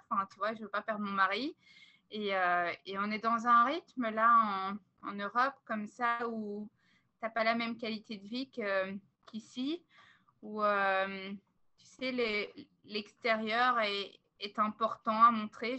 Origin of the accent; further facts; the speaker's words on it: Belgium; moved away as an adult; now in Vancouver Island, Canada; On est une famille belge